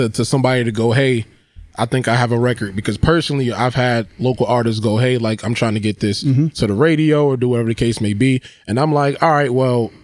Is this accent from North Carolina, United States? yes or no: yes; North Carolina, United States; now in Connecticut, United States; I'm not from here. I'm from North Carolina.